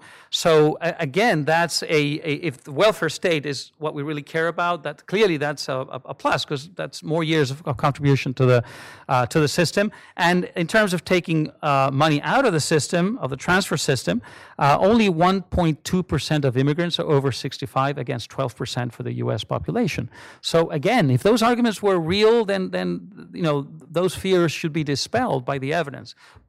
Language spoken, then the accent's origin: English; Peru; I know the experience of my home country, Peru, very well.